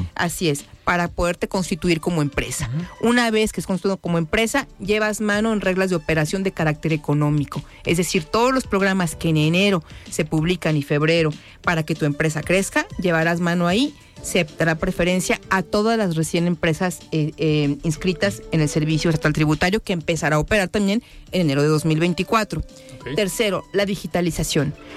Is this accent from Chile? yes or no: no; Guadalajara, Jalisco, Mexico; nací en la Colonia Independencia y desde ahí he venido trabajando desde muy chava